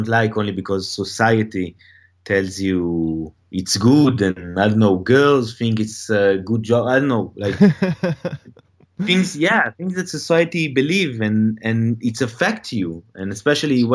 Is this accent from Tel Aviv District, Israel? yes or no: yes; Tel Aviv, Tel Aviv District, Israel; moved away as an adult; now in Los Angeles, United States; I'm from Tel Aviv.